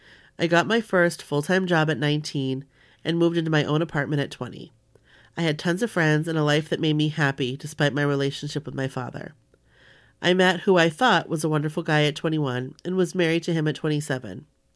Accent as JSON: {"language": "English", "region": "New York", "country": "United States", "said": "I love being a New Yorker. I never wanted to leave, ever."}